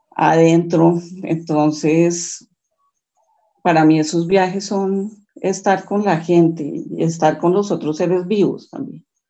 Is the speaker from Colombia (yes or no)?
yes; Bogotá, Colombia; yo estudié, viví en Bogotá, nací en Bogotá, eh, toda mi familia santanderiana por ambos lados